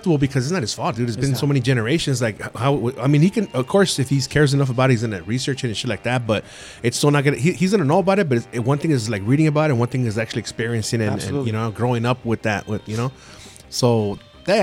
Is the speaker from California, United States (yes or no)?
yes; San Gabriel, California, United States; I go to this school in San Gabriel, whatever, Roosevelt, and I'm this old, and we live over here